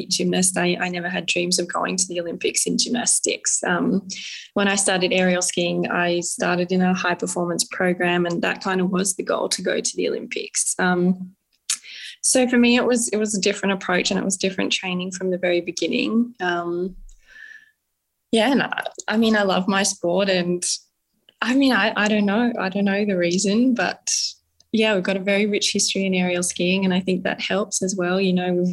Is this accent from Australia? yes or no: yes; Canberra, Australian Capital Territory, Australia; I grew up in Canberra, so pretty close to the ski fields